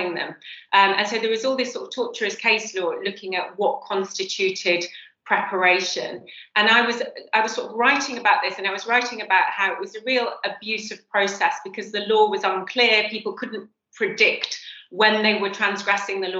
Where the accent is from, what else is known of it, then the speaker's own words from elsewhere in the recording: Cheshire, just outside Manchester, North West England, United Kingdom; I grew up just outside Manchester in Cheshire